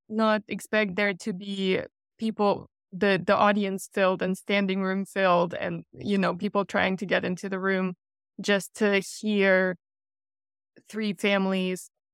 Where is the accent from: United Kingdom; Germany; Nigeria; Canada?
Germany; moved away as an adult; also born or lived in Russia / Texas; I was born in Russia, grew up in Germany, and came to Texas for grad school